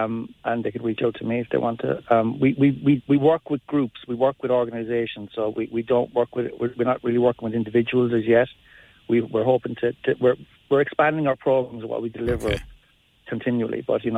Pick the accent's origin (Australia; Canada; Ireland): Ireland; Mallow, Munster; I'm from Mallow.